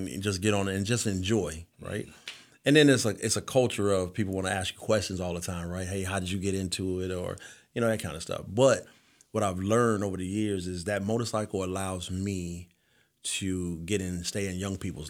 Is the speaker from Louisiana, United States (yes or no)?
no; Detroit, Michigan, United States; So, actually, I grew up in Detroit, Michigan. First person to ever graduate from high school in my family.